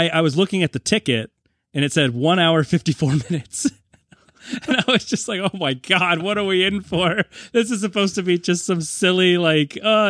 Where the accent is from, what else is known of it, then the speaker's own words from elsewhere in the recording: New England, United States; I'm also from the New England area.